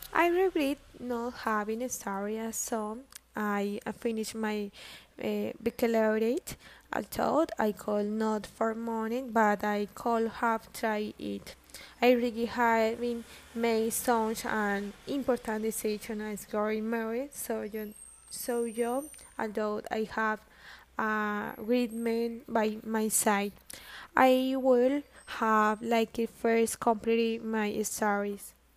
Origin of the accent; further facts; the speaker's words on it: Granada, Meta, Colombia; I am from Granada Meta